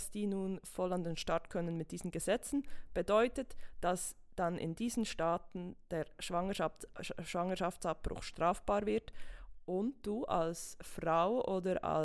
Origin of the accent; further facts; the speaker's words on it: Switzerland; die aktuellste ist bei uns in der Schweiz von 2020.